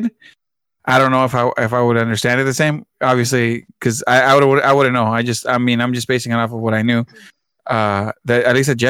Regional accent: United States; first language Spanish; English is a second language; I'm born here, so I'm American, but I'm also Mexican. So my parents didn't speak English at the time

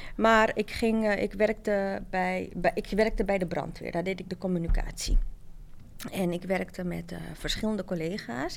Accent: Amsterdam, North Holland, Netherlands; wij zijn eh, opgegroeid in Amsterdam Zuidoost

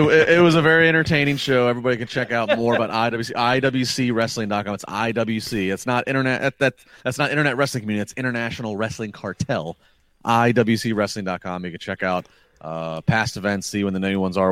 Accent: United States; as an American fan

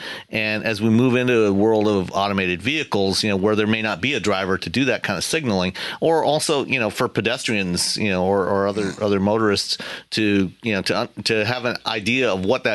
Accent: Canada; growing up in Canada

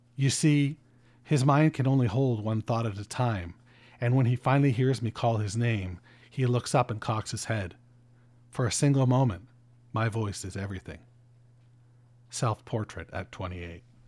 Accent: Canada; I'm fucking Canadian

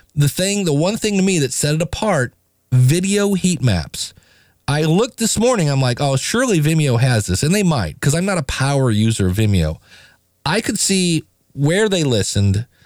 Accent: United States; I'm an American

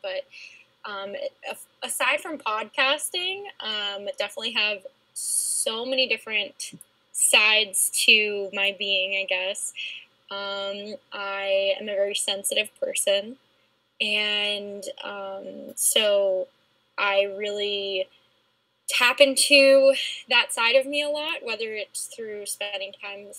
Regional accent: New Jersey, United States; I'm from New Jersey

